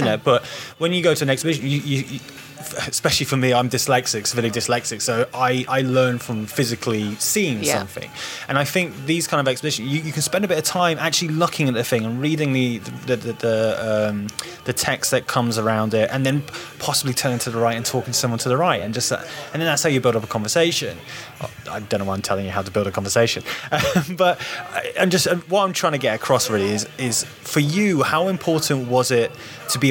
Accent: Newark, East Midlands, United Kingdom; I grew up in Newark in Nottinghamshire, and I grew up in poverty as well

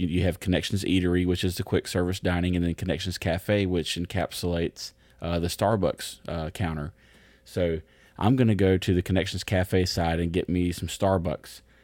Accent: United States; I'm American

